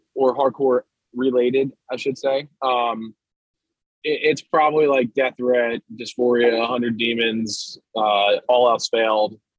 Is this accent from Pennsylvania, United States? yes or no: yes; Doylestown, Pennsylvania, United States; I'm from Doylestown, and uh, I went to Lenape Middle School